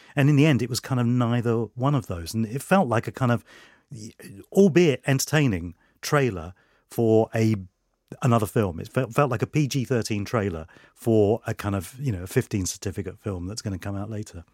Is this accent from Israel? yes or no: no; London, United Kingdom; Freddie Mercury and his family moved into West London in the area that I, uh, uh, grew up in as well